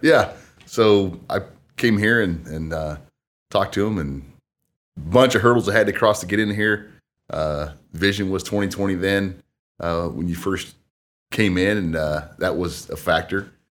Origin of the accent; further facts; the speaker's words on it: Marion, Indiana, United States; also born or lived in Wabash, Indiana; born and raised in Marion, Indiana